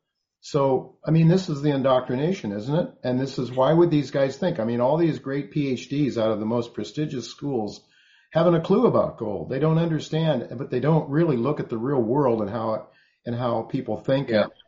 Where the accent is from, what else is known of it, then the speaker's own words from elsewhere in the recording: United States; as an American